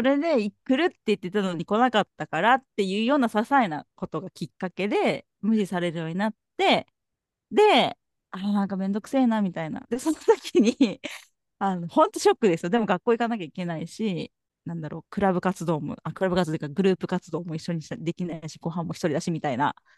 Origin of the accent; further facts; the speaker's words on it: Kumamoto, Japan; 私も田舎そう熊本のなんか中途半端な田舎